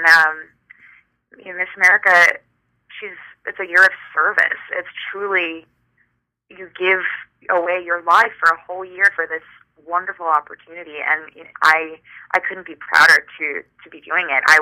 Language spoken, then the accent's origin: English; California, United States; now in New York, United States; I'm originally from California, so I'm used to cross country flights